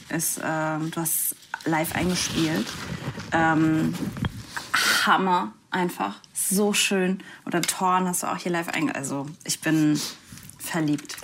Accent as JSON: {"language": "German", "region": "Saarland", "country": "Germany", "said": "Ich komme ja aus dem Saarland"}